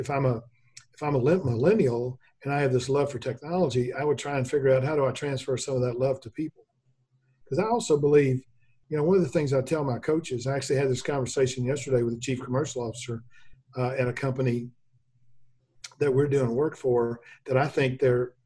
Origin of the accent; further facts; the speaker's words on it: Memphis, Tennessee, United States; I grew up in Memphis